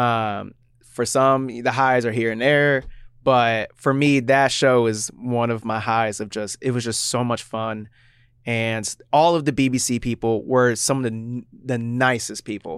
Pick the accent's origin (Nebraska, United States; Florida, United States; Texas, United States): Florida, United States; now in Seattle, United States; I grew up in Florida